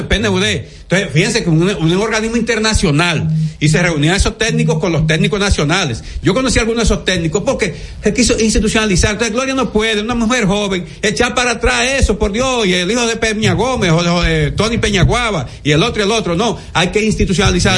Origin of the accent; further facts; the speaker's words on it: Dominican Republic; como ciudadano dominicano